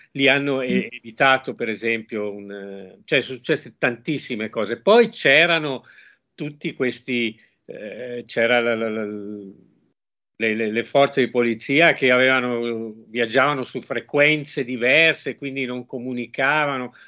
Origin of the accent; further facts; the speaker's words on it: Genoa, Liguria, Italy; io sono nato a Genova, quindi ho dei cugini a Genova